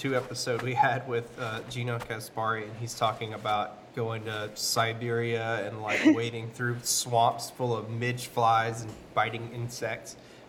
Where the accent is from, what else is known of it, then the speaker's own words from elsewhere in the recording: United States; I remember growing up in the States